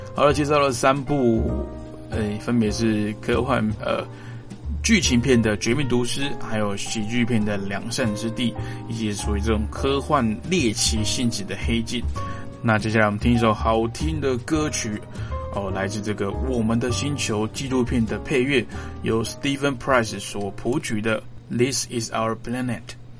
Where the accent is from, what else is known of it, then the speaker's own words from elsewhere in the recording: Taiwan; 我是从民主社会出来的